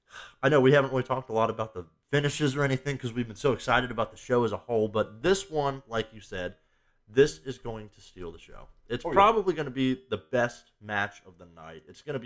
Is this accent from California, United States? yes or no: no; Cincinnati, Ohio, United States; my hometown